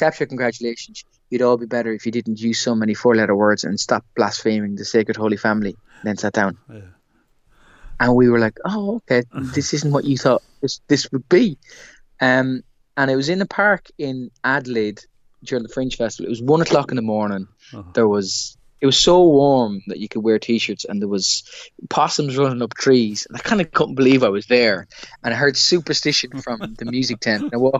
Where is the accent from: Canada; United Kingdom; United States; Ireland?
Ireland; you expect certain heckles as an Irish comedian, in another crowd. Like, yeah, potatoes, or yeah, Guinness, Mr. Irish man.